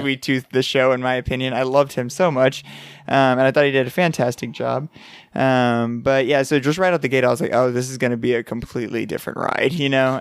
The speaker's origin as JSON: {"language": "English", "town": "San Antonio", "region": "Texas", "country": "United States", "said": "we're from San Antonio that has a hockey team. We have the Rampage here"}